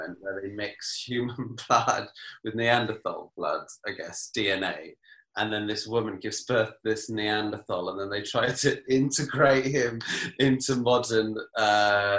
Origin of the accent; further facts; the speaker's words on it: Wales, United Kingdom; I'm Welsh